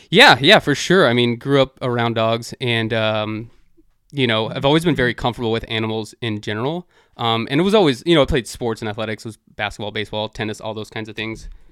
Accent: Dallas, Texas, United States; now in Washington, D.C., United States; I'm from Dallas originally

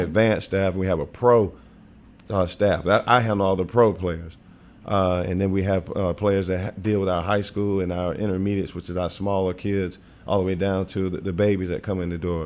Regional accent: Wilmington, North Carolina, United States; moved away as an adult; also born or lived in Knoxville, Tennessee / Springfield; now in Memphis, United States; I grew up in Wilmington.

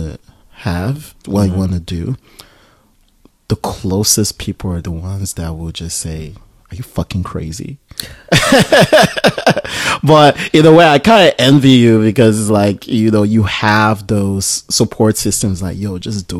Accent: Nigeria; I'm Nigerian.

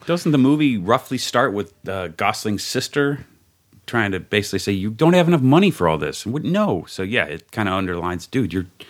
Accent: Cincinnati, Ohio, United States; moved away; I'm from Cincinnati.

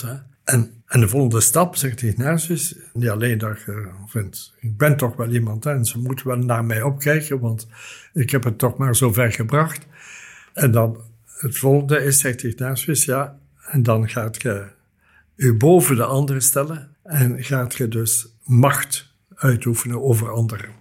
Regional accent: Flanders, Belgium; hier bij ons in Vlaanderen

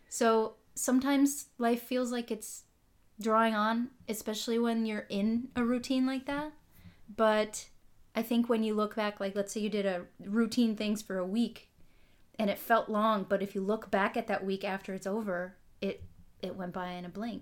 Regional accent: Holly, Minnesota, United States; moved away as an adult; also born or lived in Israel; now in California, United States; I'm from the northern part of Minnesota, rural Minnesota. Most people haven't heard of it. Tiny little town called Holly

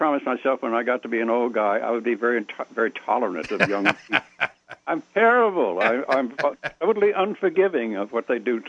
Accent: the South, United States; And they want to speak, and I said, I'm Southerner.

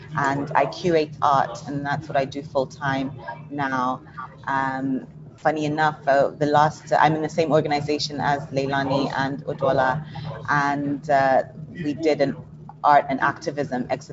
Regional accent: Nigeria; I am a Nigerian

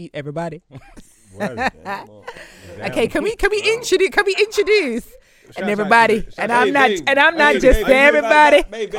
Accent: Leicester, East Midlands, United Kingdom; I'm from Highfields. And we call it Fields for short.

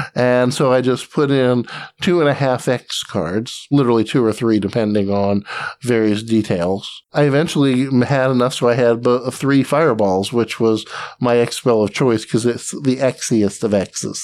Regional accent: Atlanta, Georgia, United States; I grew up in Atlanta, Georgia, and with a side stint in the Army, I came back to Atlanta

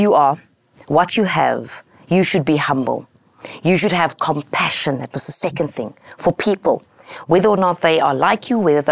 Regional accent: Cape Town, Western Cape, South Africa; I grew up in Cape Town, South Africa

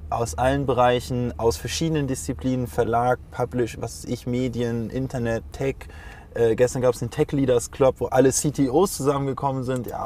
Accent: Hamburg, Germany; ich als Hamburger war, glaube ich, so, ich weiß nicht, glaub ich glaube, ich war am ersten Event, wo noch 200 Leute waren.

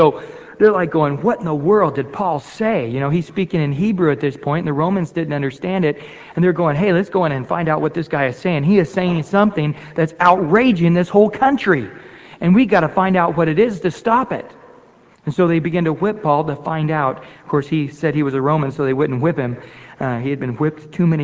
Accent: Central California, United States; I was raised up in Central California

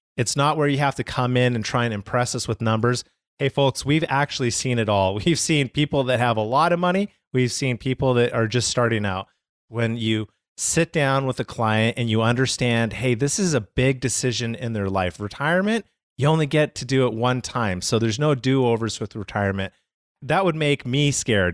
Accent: Calgary, Alberta, Canada; I'm from Calgary, Canada.

